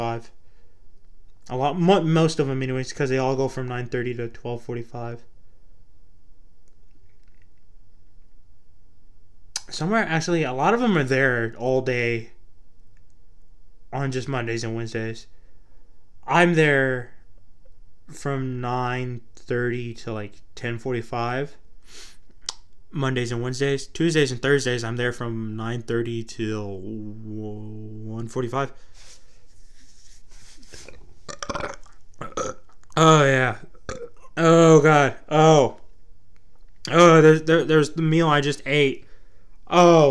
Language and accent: English; Texas, United States; accent: Texas twang; I'm from Texas. I have a Texas twang, a little twangy twang twang